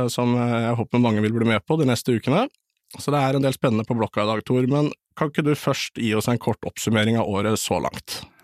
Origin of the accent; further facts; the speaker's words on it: Eastern Norway, Norway; Jeg er jo en østlending